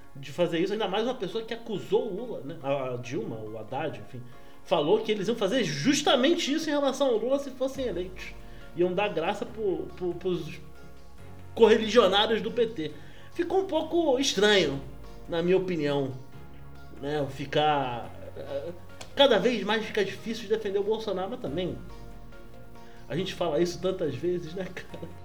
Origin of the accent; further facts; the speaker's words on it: Brazil; eu sou brasileiro